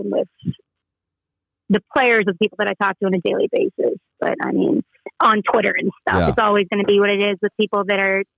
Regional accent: Boston, Massachusetts, United States; moved away as an adult; now in Raleigh, United States; I grew up in Boston

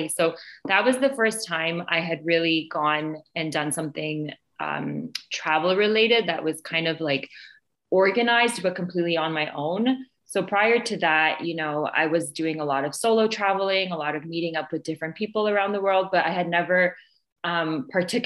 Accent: Canada; I'm from Canada

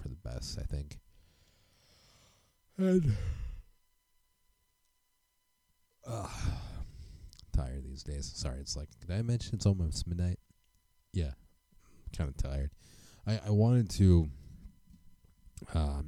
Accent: United States; as an American citizen

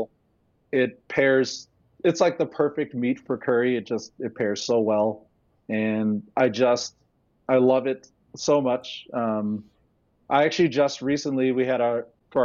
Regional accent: United States; I'm not from Jamaica. I was born here and raised here, but I was raised by Jamaicans.

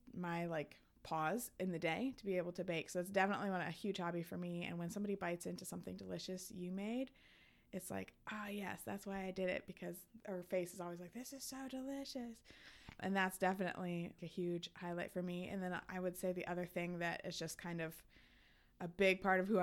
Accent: Fort Myers, Florida, United States; also born or lived in Wisconsin; now in Chicago, United States; So I ended up staying in Fort Myers, which is my hometown

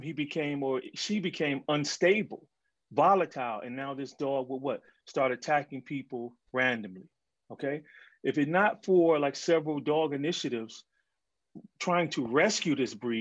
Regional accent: Detroit, Michigan, United States; I grew up in Detroit

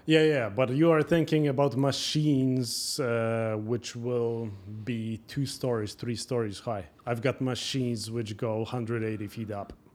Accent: Poland; moved away as an adult; also born or lived in Norway; now in Toronto, Canada; I was born in Poland, but I had my business running mainly in Norway

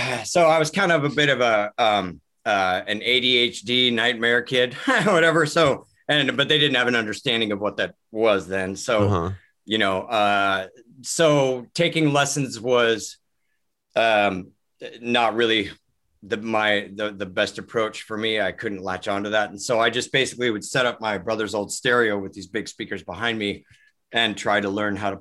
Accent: Kirkland, Washington, United States; also born or lived in Seattle, Washington; I was born at a hospital in Seattle, Virginia Mason, but then I grew up in Kirkland, which is like 11 minutes outside of downtown.

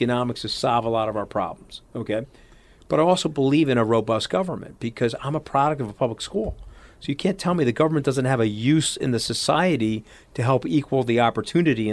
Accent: New York, United States; I'm a New Yorker

